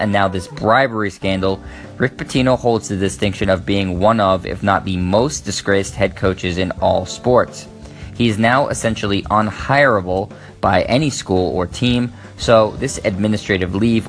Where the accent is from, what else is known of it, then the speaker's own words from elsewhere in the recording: Boston, Massachusetts, United States; my hometown of Boston